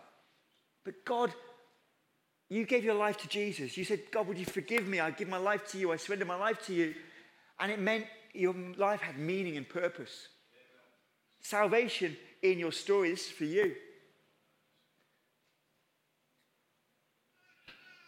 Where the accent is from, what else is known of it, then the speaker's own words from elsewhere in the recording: United Kingdom; we're too British